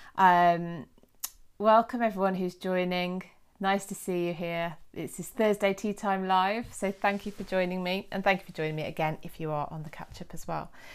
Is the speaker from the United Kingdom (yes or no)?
yes; United Kingdom; us Brits